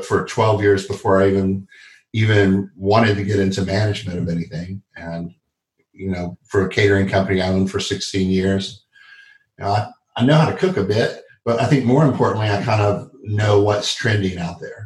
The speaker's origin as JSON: {"language": "English", "town": "Dallas", "region": "Texas", "country": "United States", "tie": "born or raised there", "moved": "yes", "lives_now": "North Carolina, United States", "said": "I grew up in Dallas, Texas"}